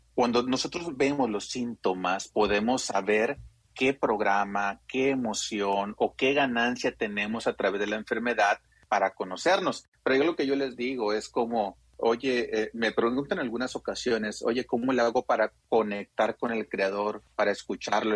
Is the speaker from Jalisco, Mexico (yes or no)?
no; Sinaloa, Mexico; yo tengo 44 años, soy de Sinaloa.